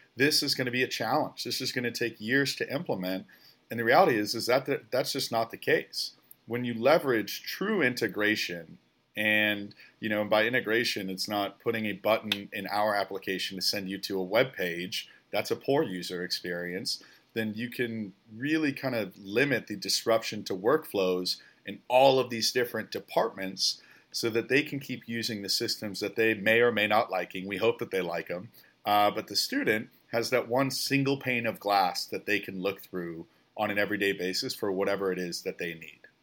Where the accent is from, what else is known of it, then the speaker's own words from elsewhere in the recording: about forty miles west of Chicago, Illinois, United States; moved away as an adult; also born or lived in Oklahoma; I'm a kid from the Midwest as well, about forty miles west of Chicago